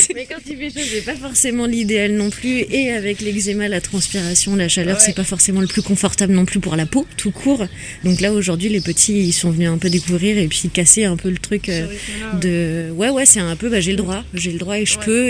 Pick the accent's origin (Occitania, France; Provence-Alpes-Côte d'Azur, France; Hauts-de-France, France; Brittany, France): Brittany, France; Saint-Malo; je suis née à Saint-Malo